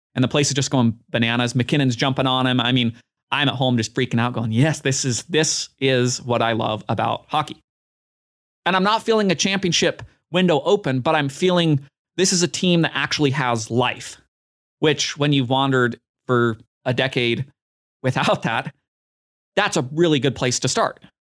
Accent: Utah, United States; my home state

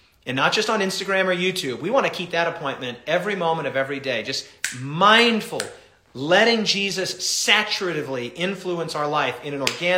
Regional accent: United States; Yes, I'm an American and I'm happy to be an American

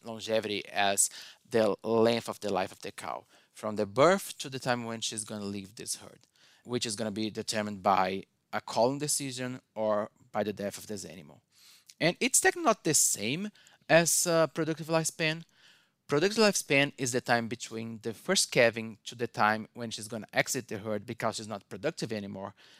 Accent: Brazil; moved away as an adult; also born or lived in Indiana, United States; now in Michigan, United States; I'm originally from Brazil

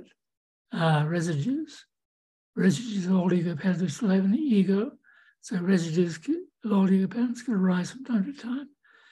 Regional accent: New Zealand; moved away as an adult; also born or lived in Santa Rosa, California / Davenport, Iowa; now in United States; growing up in New Zealand

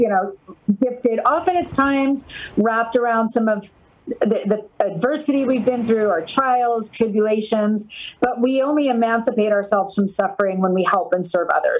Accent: New Jersey, United States; I'm from New Jersey

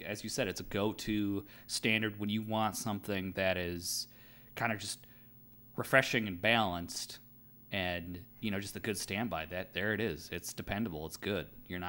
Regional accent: Fergus Falls, Minnesota, United States; we could say I'm from Fergus Falls. And that is literally, I think, maybe the butthole of Minnesota.

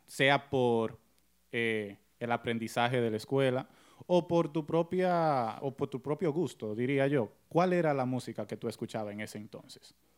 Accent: United States; yo soy americano

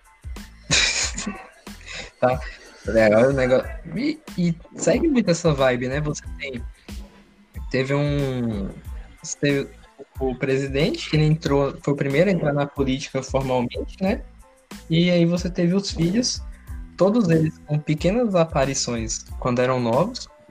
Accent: Goiás, Brazil; eu sou goiano aqui

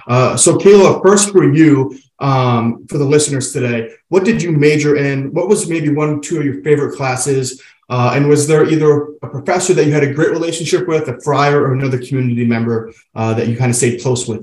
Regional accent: Utica, New York, United States; I grew up in Utica, just a 90-minute drive.

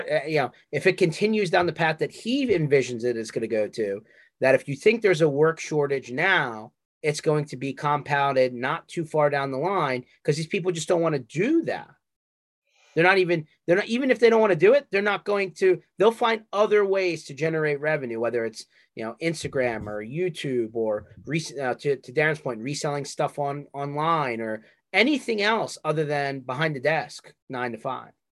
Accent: Northeast, United States; we're from the Northeast.

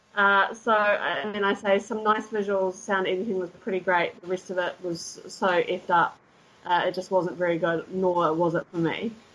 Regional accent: Christchurch, Canterbury, New Zealand; moved away as an adult; also born or lived in deep south of New Zealand; now in Cologne, Germany; I was born in the deep south, but I grew up in Christchurch.

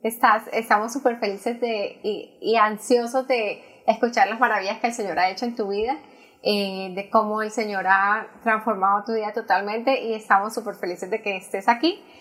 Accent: Colombia; now in United States; Yo soy la única que emigré también de Colombia

